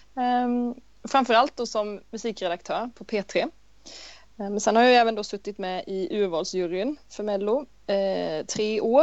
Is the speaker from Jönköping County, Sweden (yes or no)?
yes; Vetlanda, Jönköping County, Sweden; jag är från Vetlanda i Småland.